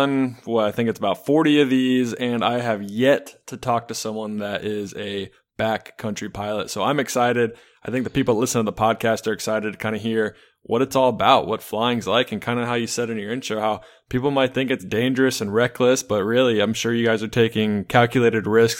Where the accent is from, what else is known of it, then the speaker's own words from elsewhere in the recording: East Coast, United States; I grew up in the East Coast and there wasn't much backcountry flying to be had